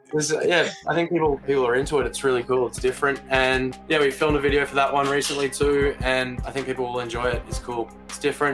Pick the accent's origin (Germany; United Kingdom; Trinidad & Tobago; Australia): Australia; Brisbane, Queensland; moved away as an adult; now in Melbourne, Australia; I grew up in Brisbane, moved to Melbourne about seven or eight years ago